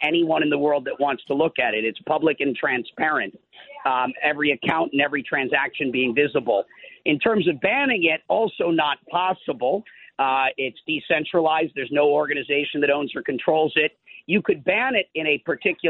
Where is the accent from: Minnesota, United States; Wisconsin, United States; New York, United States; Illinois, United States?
Minnesota, United States; moved away; I'm from Minnesota, so I did spend a lot of my life on farms as a kid